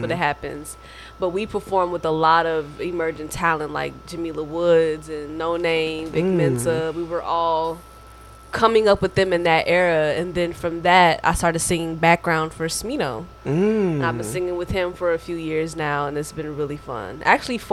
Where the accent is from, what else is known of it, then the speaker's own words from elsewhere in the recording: Dayton, Ohio, United States; moved away as an adult; now in Chicago, United States; I am from Dayton, Ohio. I went to an art school named Stuyvesant School for the Arts back at home